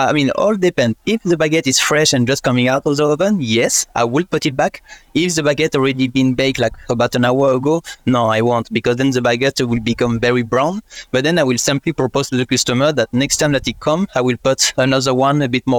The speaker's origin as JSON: {"language": "English", "country": "France", "second_language": "English", "said": "unfortunately I'm not Australian and I cannot stay here. This is the end of my visa and I'm about to come back in France in 1 year."}